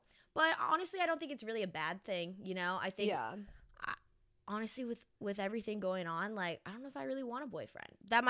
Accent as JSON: {"language": "English", "region": "Northwest Arkansas", "country": "United States", "tie": "born or raised there", "moved": "as an adult", "lives_now": "Nashville, United States", "said": "I'm from Northwest Arkansas."}